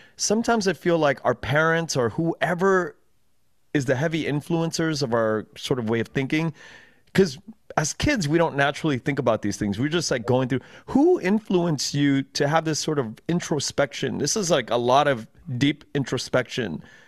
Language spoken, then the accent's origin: English; Los Angeles, California, United States; I grew up, uh, in Koreatown predominantly